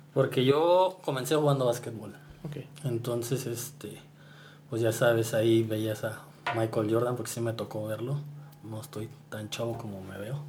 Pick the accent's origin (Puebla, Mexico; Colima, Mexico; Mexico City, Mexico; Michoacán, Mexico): Michoacán, Mexico; Morelia; now in San Juan del Río, Mexico; En realidad no soy de San Juan del Río, soy de Morelia, pero vivo allá, en San Juan del Río